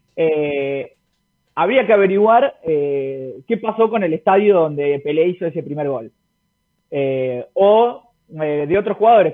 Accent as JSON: {"language": "Spanish", "country": "Argentina", "said": "los futboleros que somos nosotros los argentinos"}